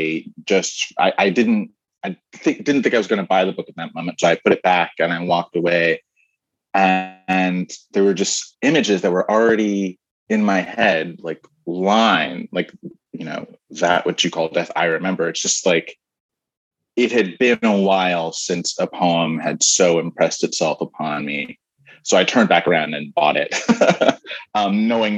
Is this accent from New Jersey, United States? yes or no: yes; New Jersey, United States; I'm from New Jersey